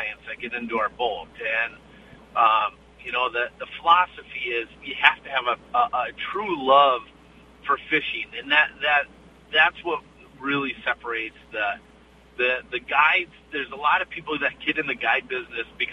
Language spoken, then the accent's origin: English; Bemidji, Minnesota, United States; I grew up on Lake Bemidji fishing those things